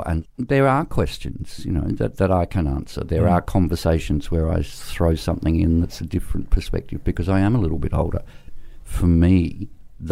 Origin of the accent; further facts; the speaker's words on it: South Australia, Australia; I grew up in South Australia